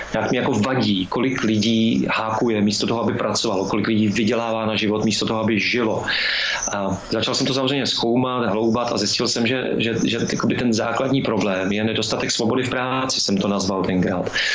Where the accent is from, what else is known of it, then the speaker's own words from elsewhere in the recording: Lanškroun, Pardubice Region, Czechia; já jsem z Lančkrovna